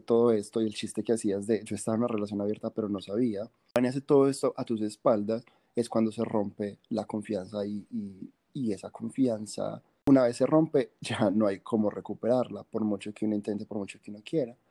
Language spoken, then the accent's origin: Spanish; Medellín, Antioquia, Colombia; somos de Medellín